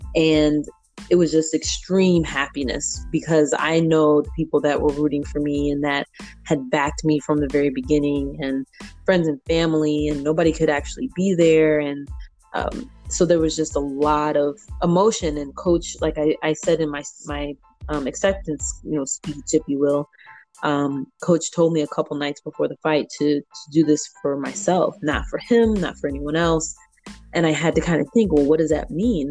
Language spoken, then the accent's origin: English; St. Louis, Missouri, United States; moved away as an adult; also born or lived in Belleville; now in Chicago, United States; the same people that I know from my hometown